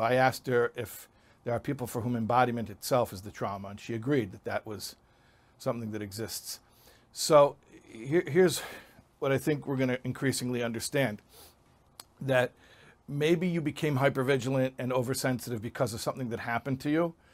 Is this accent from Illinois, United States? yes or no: yes; Chicago, Illinois, United States; I grew up in Chicago